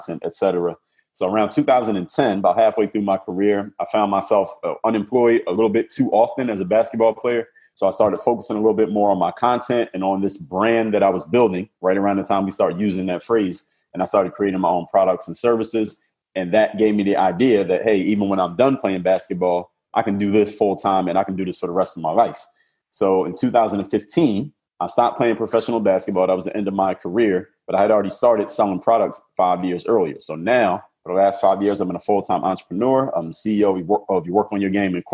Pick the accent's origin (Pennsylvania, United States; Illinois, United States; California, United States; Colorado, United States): Pennsylvania, United States; Philadelphia; now in Miami, United States; I'm from Philadelphia, Pennsylvania. Now I live in Miami, Florida